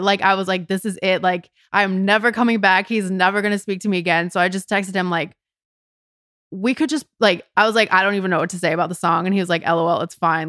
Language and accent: English; Edina, Minnesota, United States; moved away as an adult; also born or lived in Chicago; now in Los Angeles, United States; I am from a city in the state of Minnesota called Edina. It's a suburb of Minneapolis.